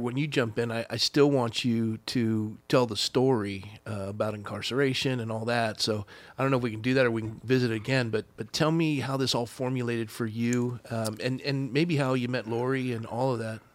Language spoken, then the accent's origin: English; Coronado, California, United States; I was raised in Coronado